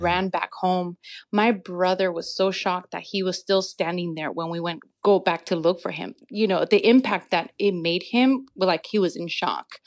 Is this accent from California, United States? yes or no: yes; Santa Ana, California, United States; also born or lived in Mexico; growing up in Santa Ana, I actually lived on Garfield